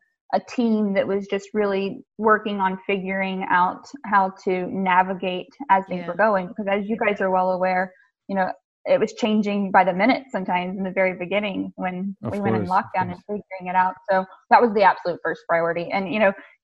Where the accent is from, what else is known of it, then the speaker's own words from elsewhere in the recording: the South, United States; I come from the South too